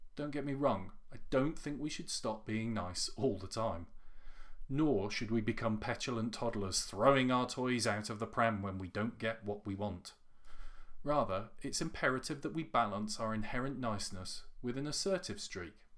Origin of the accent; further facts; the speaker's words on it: United Kingdom; as a Brit